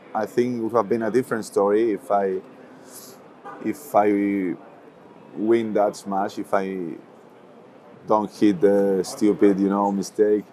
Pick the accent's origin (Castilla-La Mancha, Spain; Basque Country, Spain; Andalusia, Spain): Castilla-La Mancha, Spain; Toledo; also born or lived in Madrid; a lot of people consider myself born and raised here in Madrid, even though I was born in Toledo, which is another city, um, 45 minutes away only